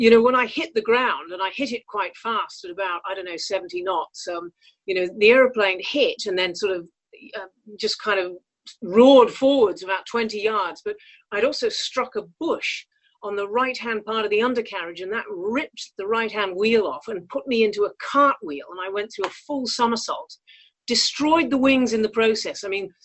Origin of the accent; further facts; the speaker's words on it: North West England, United Kingdom; also born or lived in Canada; I did not come from a privileged background. I mean, we had a pizza restaurant in the north of England, you know, lived in the rented flat above